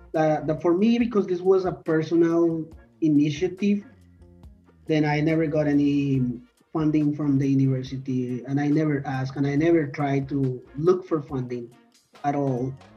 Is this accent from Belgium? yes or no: no; Colombia; now in Toronto, Canada; I'm originally from Colombia